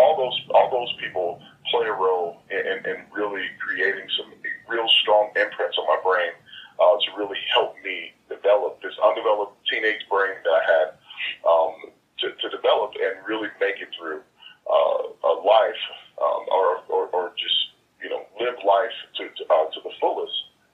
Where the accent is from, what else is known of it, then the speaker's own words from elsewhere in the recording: Milwaukee, Wisconsin, United States; also born or lived in Jackson, Tennessee / Houston, Texas; I moved from Milwaukee, Wisconsin to Jackson, Tennessee, and then to Houston, where I went to high school.